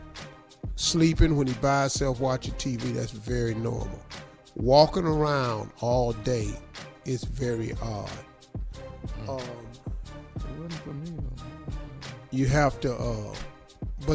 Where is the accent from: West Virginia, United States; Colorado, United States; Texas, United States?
West Virginia, United States; I'm from West Virginia